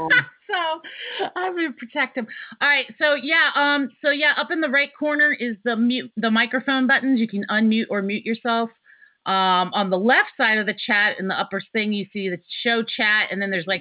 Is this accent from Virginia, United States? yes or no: yes; Richmond, Virginia, United States; I am from Richmond, Virginia